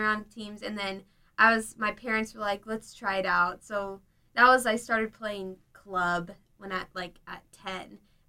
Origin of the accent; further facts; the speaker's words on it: San Clemente, California, United States; I'm from San Clemente, which is in South Orange County.